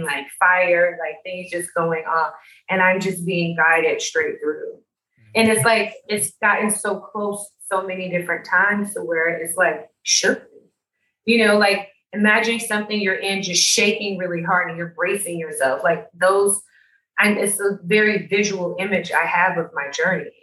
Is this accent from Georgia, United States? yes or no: yes; Atlanta, Georgia, United States; being African American from Atlanta and educated in fashion world